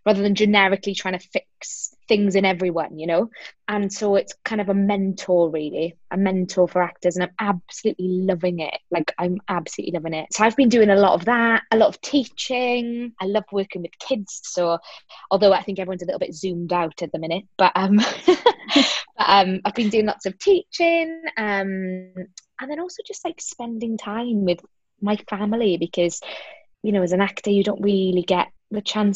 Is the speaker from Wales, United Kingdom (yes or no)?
yes; South Wales, United Kingdom; I'm from South Wales. My parents are Greek, so I'm Greek-Welsh